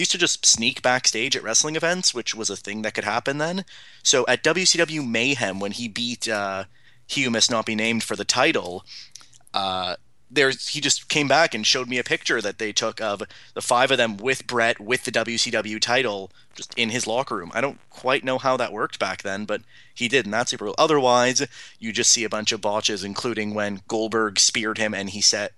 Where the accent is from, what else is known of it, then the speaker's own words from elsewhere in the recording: Toronto, Ontario, Canada; I'm a Canadian. I'm born and raised in Toronto